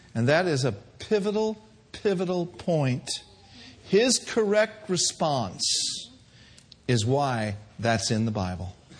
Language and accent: English; the North, United States; I'm from the North.